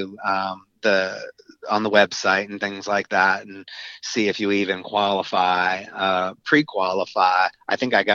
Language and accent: English; North Carolina, United States; we're from North Carolina